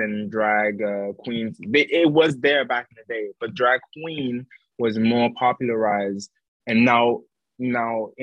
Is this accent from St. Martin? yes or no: yes; St. Martin; moved away; I'm not from America, and you can hear it, but I'm actually from the Caribbean. I'm actually from St. Martin, and I'm actually French